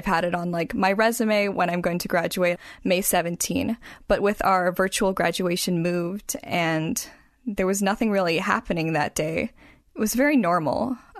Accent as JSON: {"language": "English", "region": "Washington", "country": "United States", "also_born_or_lived": "California", "said": "But I'm from Washington, and my family here is in Everett."}